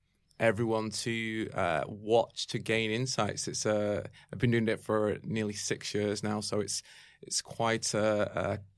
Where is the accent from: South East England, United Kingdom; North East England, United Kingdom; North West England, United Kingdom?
North West England, United Kingdom; Manchester; Yeah, I'm from the UK. I'm from Manchester.